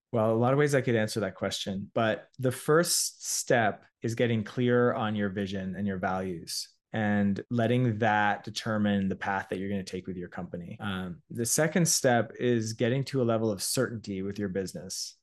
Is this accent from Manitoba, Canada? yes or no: no; Toronto, Ontario, Canada; also born or lived in Montreal; I'm a Canadian entrepreneur and creator, uh, born in Toronto, studied engineering at McGill